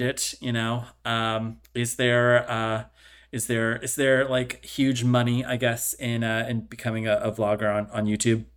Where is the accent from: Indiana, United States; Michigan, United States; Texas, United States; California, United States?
California, United States; also born or lived in upstate New York; now in New York, United States; I was born and raised in California, and I moved across country, and now I live in upstate New York